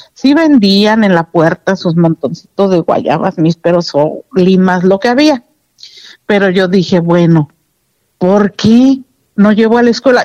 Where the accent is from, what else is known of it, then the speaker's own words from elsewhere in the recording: Paseo del Alto, Guanajuato, Mexico; yo nací en la del Alto Guanajuato, un 7 de enero